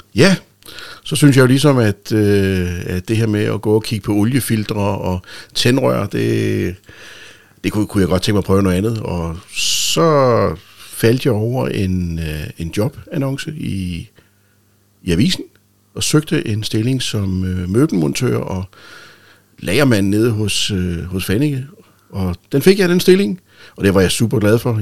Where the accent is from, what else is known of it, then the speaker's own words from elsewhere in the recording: Rønne, Capital Region of Denmark, Denmark; jeg er født i Rønne den 11. Øh, marts 1965 ja. ved en hjemmefødsel faktisk